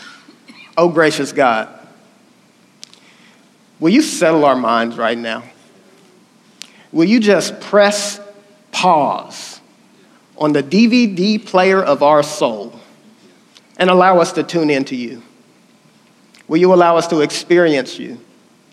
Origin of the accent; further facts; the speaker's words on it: Oklahoma, United States; accent: country; I'm from Oklahoma